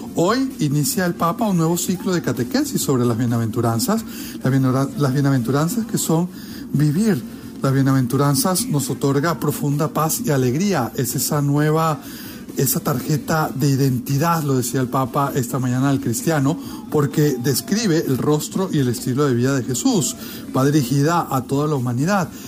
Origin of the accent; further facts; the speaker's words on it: Venezuela; Desde mi querida Venezuela, mi tierra natal